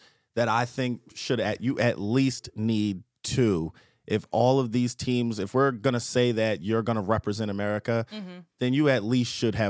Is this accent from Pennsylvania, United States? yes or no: yes; Philadelphia, Pennsylvania, United States; I came from Philly